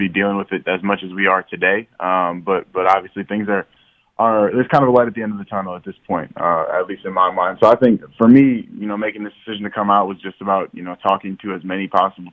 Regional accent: Marshall, Minnesota, United States; moved away; also born or lived in Fargo, North Dakota; growing up in Marshall

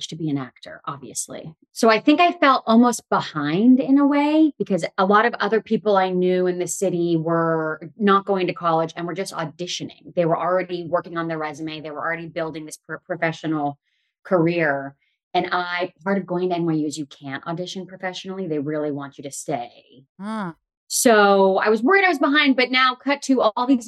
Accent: Pasadena, California, United States; I grew up locking out of Pasadena

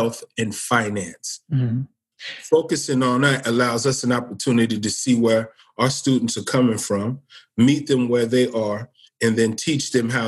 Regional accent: Cincinnati, Ohio, United States; now in Springfield, United States; I'm from Cincinnati, Ohio

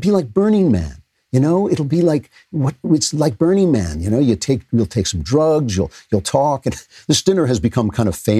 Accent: United States; I am an American

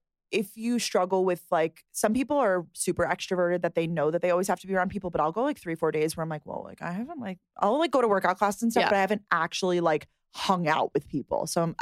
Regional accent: Long Island, New York, United States; And we're from Long Island

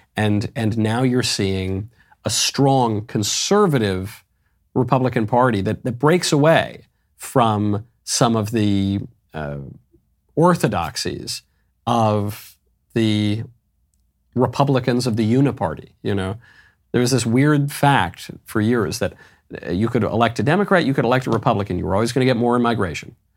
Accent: New York City, New York, United States; I'm a New Yorker

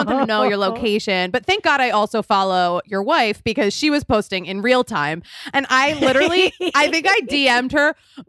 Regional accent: Philadelphia, Pennsylvania, United States; I'm from Philadelphia.

